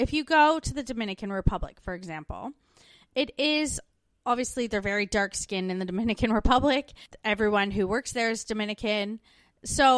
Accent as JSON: {"language": "English", "country": "Canada", "tie": "born or raised there", "moved": "as an adult", "lives_now": "Australia", "said": "growing up in Canada"}